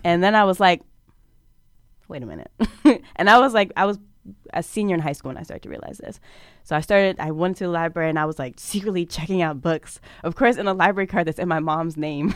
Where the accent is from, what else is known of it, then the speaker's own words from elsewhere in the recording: Prince George's County, Maryland, United States; I come from Prince George's County, Maryland